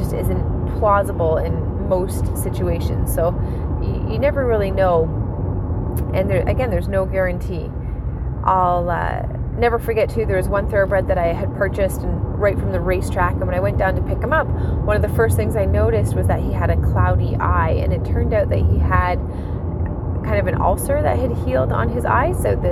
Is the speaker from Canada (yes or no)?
yes; Ontario, Canada; I'm from Ontario, Canada